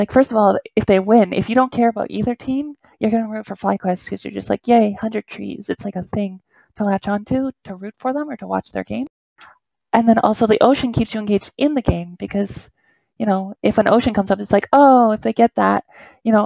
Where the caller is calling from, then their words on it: Toronto, Ontario, Canada; I'm calling from Toronto